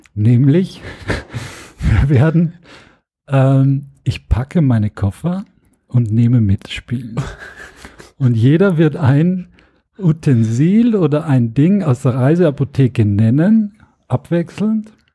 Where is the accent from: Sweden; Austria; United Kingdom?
Austria; now in Germany; auch als Österreicher